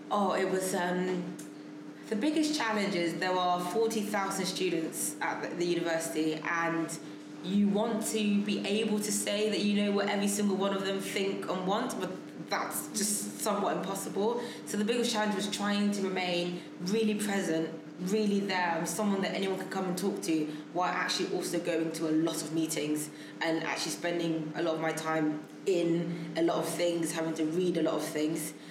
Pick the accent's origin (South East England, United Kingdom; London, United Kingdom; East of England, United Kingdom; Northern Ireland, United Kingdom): London, United Kingdom; I think because I grew up in London, I was very aware of the fact that most likely I'd end up working here um, and living here.